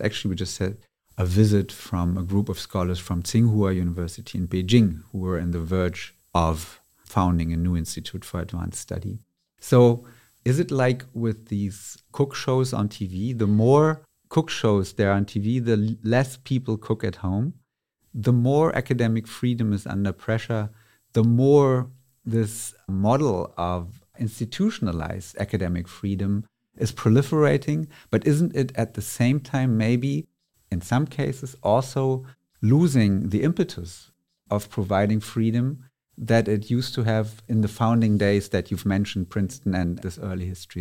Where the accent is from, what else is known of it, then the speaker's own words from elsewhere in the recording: Berlin, Germany; I was born and raised in Berlin, Germany